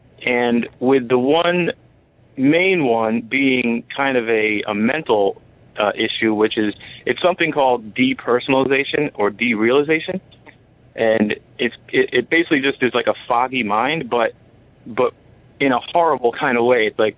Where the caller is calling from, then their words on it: New York, United States; New York.